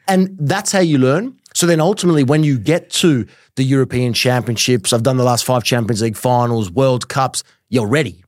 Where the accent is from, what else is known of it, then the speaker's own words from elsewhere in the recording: Australia; growing up in Australia